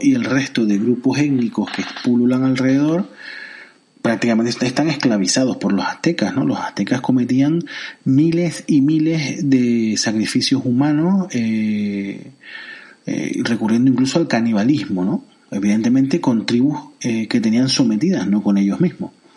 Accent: Tenerife, Canary Islands, Spain; en Tenerife, por ejemplo, que es mi isla

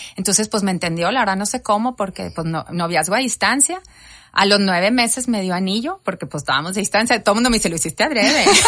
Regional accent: Reynosa, Tamaulipas, Mexico; moved away; also born or lived in McAllen, Texas; yo nací en McAllen, pero toda la vida eh, estuve en Reynosa

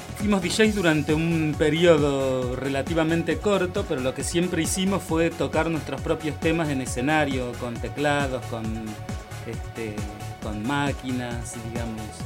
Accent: Maipú, Buenos Aires Province, Argentina; now in Buenos Aires, Argentina; nosotros somos de Maipú, provincia de Buenos Aires, Maipú

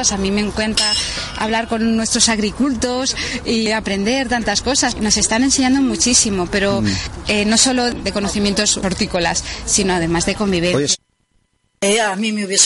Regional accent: Getafe, Community of Madrid, Spain; Yo soy aquí del Bercial

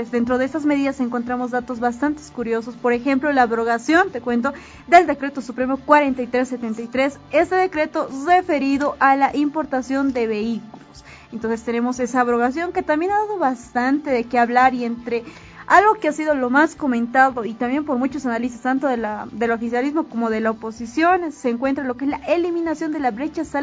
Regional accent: Bolivia; Y se dejó de atrás eso de decir somos todos bolivianos.

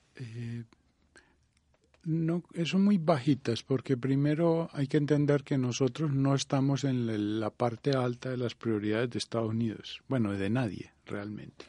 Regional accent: Colombia; nosotros, Colombia

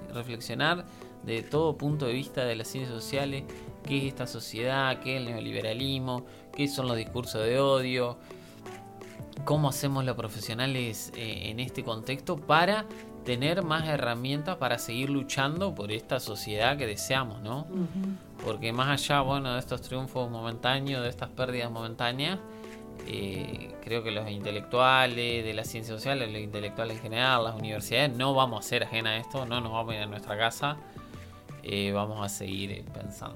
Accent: Argentina; soy argentino

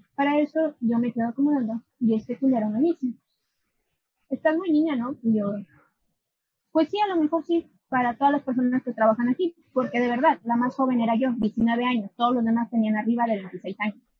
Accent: Aguascalientes, Mexico; also born or lived in León; yo soy de Aguascalientes, vivía allá un tiempo, realmente desde que nací no vivía allá, ni vi en León

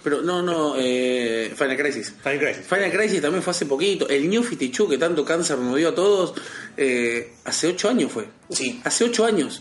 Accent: Berazategui, Buenos Aires Province, Argentina; soy de Berazategui

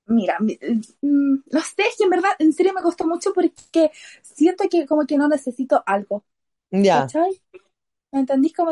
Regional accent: Los Ángeles, Biobío, Chile; also born or lived in Chillán / Santiago / Temuco; tengo 21, soy de Los Ángeles.

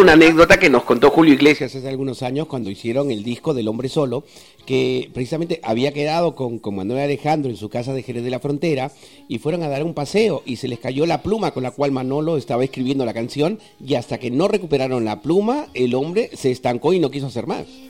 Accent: Peru; moved away; yo soy peruano y durante eh, muchísimos años he sido locutor en, mi patria desde el año 1983

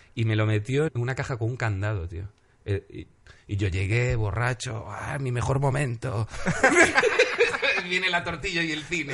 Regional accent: Galicia, Spain; soy gallego

